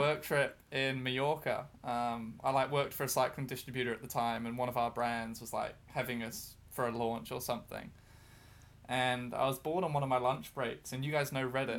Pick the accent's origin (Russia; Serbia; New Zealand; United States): New Zealand; moved away as an adult; now in Brighton, United Kingdom; I'm from New Zealand